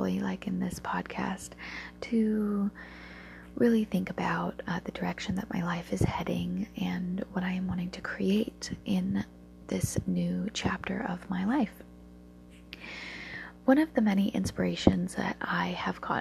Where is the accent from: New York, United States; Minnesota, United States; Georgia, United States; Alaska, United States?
Alaska, United States; growing up in a coastal town in Alaska.